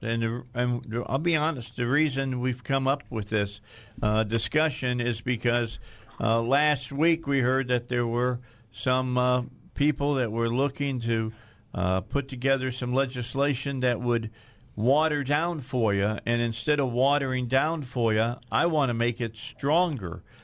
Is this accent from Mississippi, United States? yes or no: no; outside of Chicago, Illinois, United States; I grew up outside of Chicago